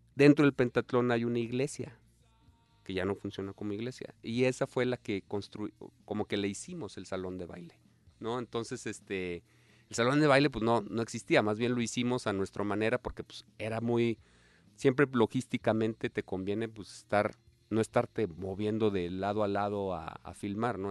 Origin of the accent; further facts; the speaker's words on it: San Luis Potosí, Mexico; Yo soy de San Luis Potosí